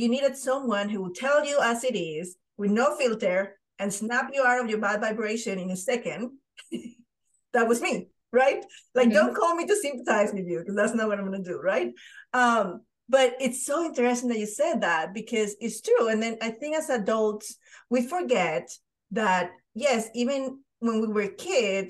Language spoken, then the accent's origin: English; Panama; moved away as an adult; I'm from Panama